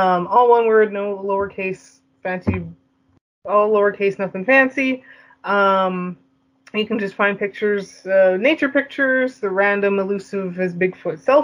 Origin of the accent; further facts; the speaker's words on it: Canada; I am the Canadian queen, the Canadian podcasting queen of pipe bombs